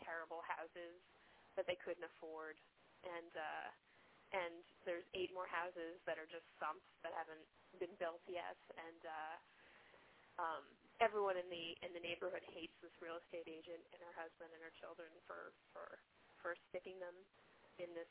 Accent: Long Island, New York, United States; moved away; I grew up on Long Island

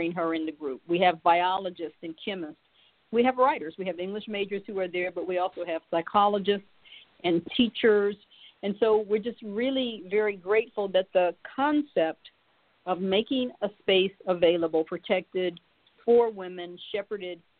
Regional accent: Springfield, Ohio, United States; I grew up in Springfield, Ohio

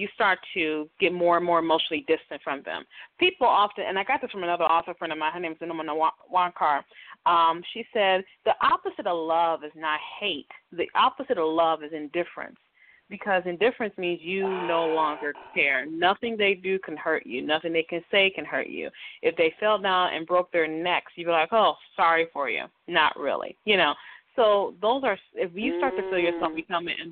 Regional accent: Detroit, Michigan, United States; growing up in Detroit, my house that we grew up in was like 100 years old

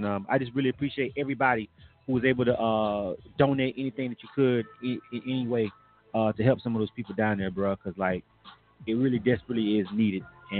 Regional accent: Panama City, Florida, United States; Panama City, Florida, which again is my hometown

